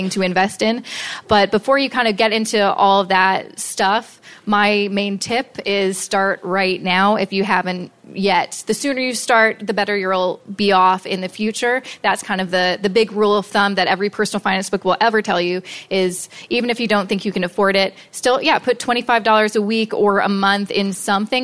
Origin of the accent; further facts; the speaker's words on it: Vancouver, British Columbia, Canada; moved away; I'm from Vancouver